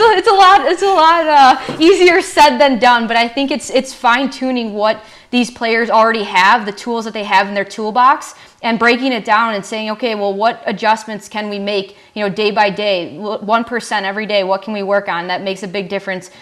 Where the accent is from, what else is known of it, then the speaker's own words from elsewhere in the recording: Orland Park, Illinois, United States; growing up in the Chicagoland area